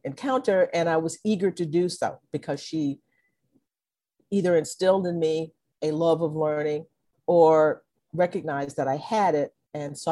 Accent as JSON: {"language": "English", "town": "Conroe", "region": "Texas", "country": "United States", "tie": "born or raised there", "also_born_or_lived": "Livingston, Texas", "said": "when I was about 6 months old, my parents moved to Conroe, Texas, where I grew up"}